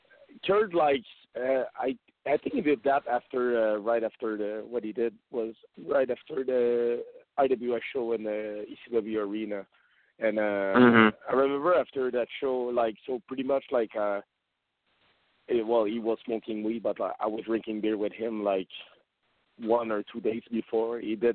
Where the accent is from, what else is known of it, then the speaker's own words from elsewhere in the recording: Canada; English is a second language; we're from Canada